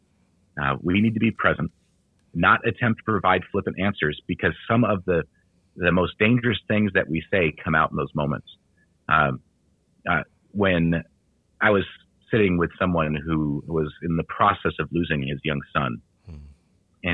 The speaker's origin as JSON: {"language": "English", "country": "United States", "said": "as American men"}